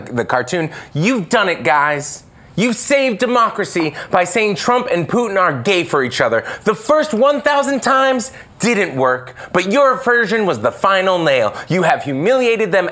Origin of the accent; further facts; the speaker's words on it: Boston, Massachusetts, United States; Grew up in the south end of Boston.